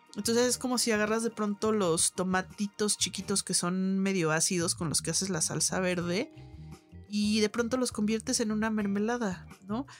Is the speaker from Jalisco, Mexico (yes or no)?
yes; Guadalajara, Jalisco, Mexico; moved away; allá en mi tierra en Guadalajara